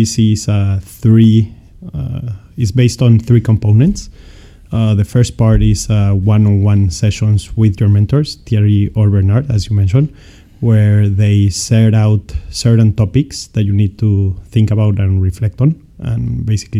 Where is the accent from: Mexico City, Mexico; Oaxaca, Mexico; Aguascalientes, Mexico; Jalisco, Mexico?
Mexico City, Mexico; moved away as an adult; now in France; I was born and raised in Mexico City, where I spent the majority of my life.